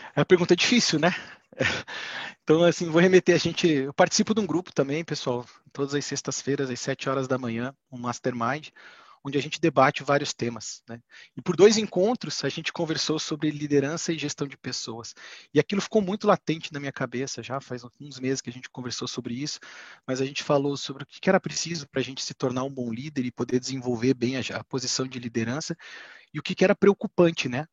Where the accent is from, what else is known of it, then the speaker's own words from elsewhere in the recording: Curitiba, Paraná, Brazil; Eu sou natural de Curitiba, tenho 38 anos